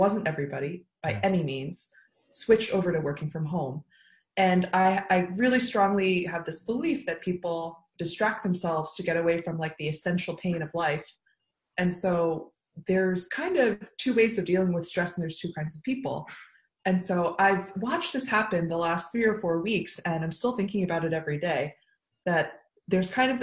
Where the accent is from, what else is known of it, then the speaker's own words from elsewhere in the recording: New York area, United States; now in Oakland, United States; I grew up in the New York area